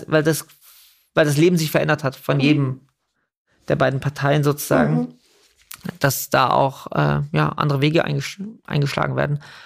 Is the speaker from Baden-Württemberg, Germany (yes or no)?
yes; Überlingen, Baden-Württemberg, Germany; born or raised there; also born or lived in Scotland